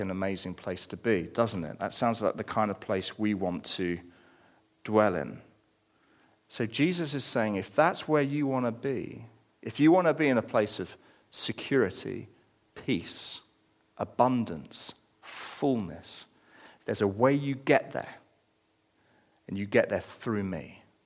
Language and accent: English; United Kingdom; we're British